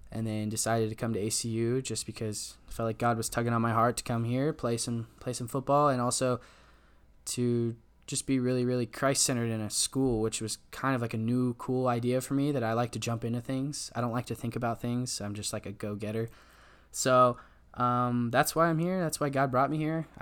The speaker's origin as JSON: {"language": "English", "region": "Southern California", "country": "United States", "moved": "as an adult", "lives_now": "Abilene, United States", "said": "I'm from California, you know, Southern California."}